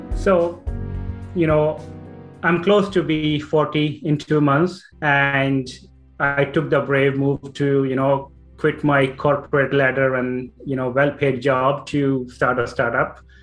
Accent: Punjab, India; moved away as an adult; now in Ireland; so I'm originally from India, north part, Punjab, and uh, I born and brought up there

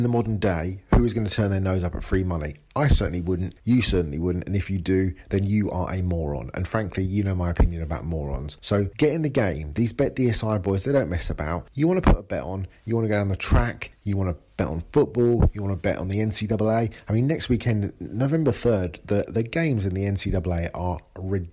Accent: England, United Kingdom; I'm English.

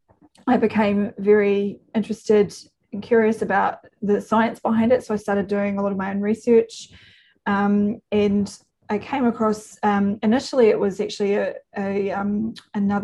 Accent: New Zealand; I'm a New Zealander

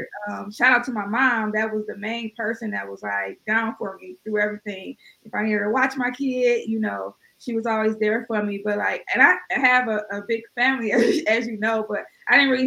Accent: East Cleveland, Ohio, United States; Although I'm from Cleveland, I grew up in East Cleveland, which is one of the rougher neighborhoods in Cleveland

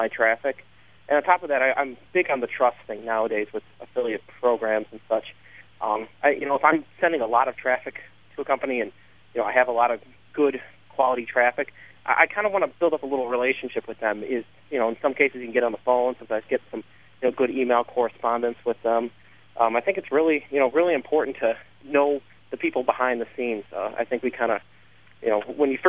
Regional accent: Chicago, Illinois, United States; I'm from Chicago, live in Chicago

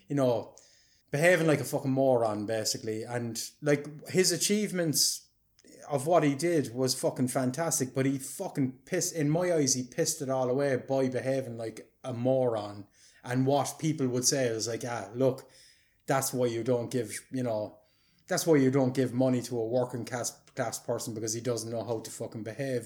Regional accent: Ireland; being an Irish person

